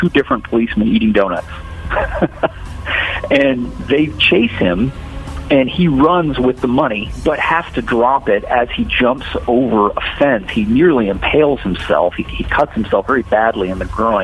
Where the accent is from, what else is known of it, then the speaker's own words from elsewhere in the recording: Punta Gorda, Florida, United States; I grew up in Punta Gorda.